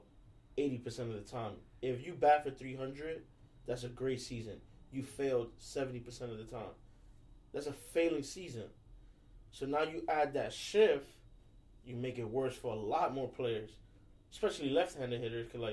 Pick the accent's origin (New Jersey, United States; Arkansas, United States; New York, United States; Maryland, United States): New York, United States; New York City; I come from New York City.